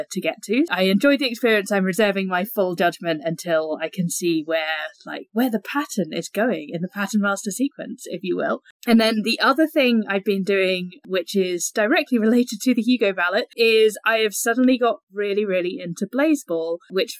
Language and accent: English; England, United Kingdom; accent: English; as you can tell from my accent, I'm English